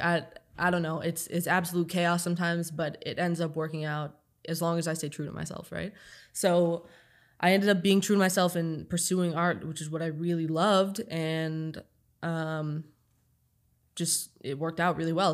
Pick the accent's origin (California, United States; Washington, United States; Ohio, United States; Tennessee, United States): Ohio, United States; Toledo; moved away as an adult; also born or lived in Long Island; I grew up in Toledo